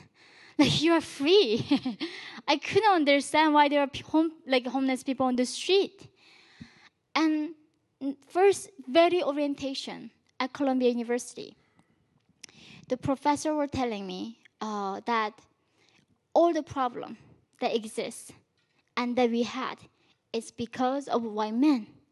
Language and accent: English; North Korea; now in United States; When I was born in North Korea, we did not even have the word for love or freedom